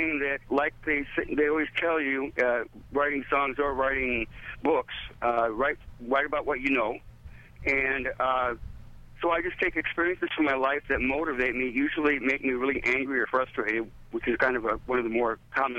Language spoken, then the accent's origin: English; Iowa, United States; moved away; Well, I'm from Iowa.